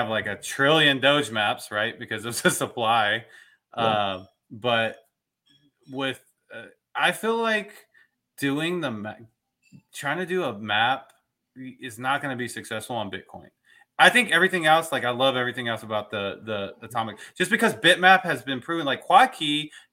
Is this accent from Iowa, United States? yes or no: no; Dallas, Texas, United States; I'm from Dallas, Fort Worth